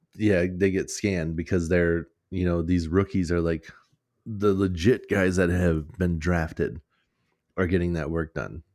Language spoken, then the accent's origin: English; Minnesota, United States; we're from Minnesota